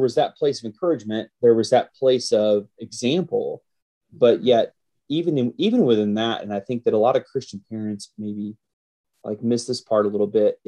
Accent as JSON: {"language": "English", "town": "Carrollton", "region": "Georgia", "country": "United States", "tie": "born or raised there", "also_born_or_lived": "Grand Rapids, Michigan", "moved": "as an adult"}